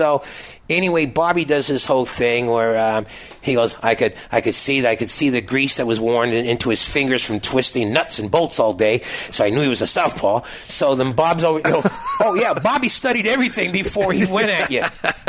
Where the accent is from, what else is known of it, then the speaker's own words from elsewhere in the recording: Toronto, Ontario, Canada; I'm from Toronto, and I'm not aware of what's going on, you know.